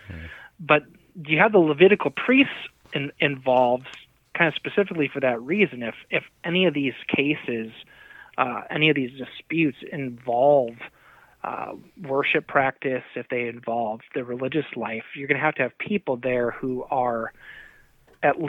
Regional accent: United States; as American Christians in the 2020s

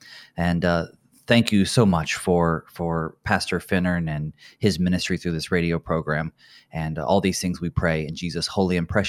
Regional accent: North Carolina, United States; now in Luverne, United States; I am originally from North Carolina, and so serving here in Minnesota is certainly a little bit of a weather shock.

